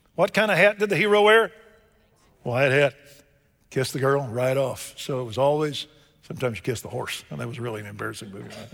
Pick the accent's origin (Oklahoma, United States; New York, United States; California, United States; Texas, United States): Texas, United States; Waco; born or raised there